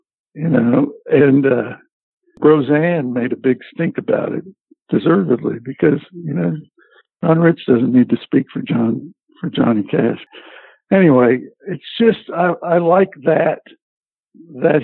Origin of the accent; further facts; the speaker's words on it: Southern California, United States; moved away as an adult; now in Nashville, United States; I lived in Southern California. I grew up in Southern California